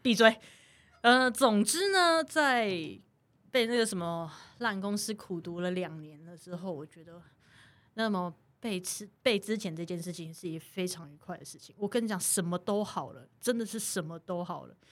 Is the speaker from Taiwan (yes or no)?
yes; Taiwan; 我们是台湾人